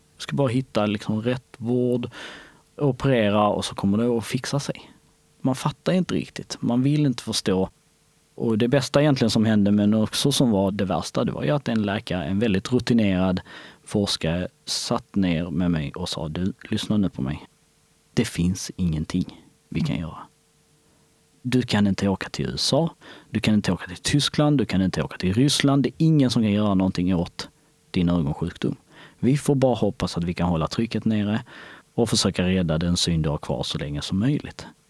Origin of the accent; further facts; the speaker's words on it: Skåne, Sweden; Swedish is a second language; also born or lived in Kosovo; Jag var framförallt en lycklig påg som vi säger i, hemma i Skåne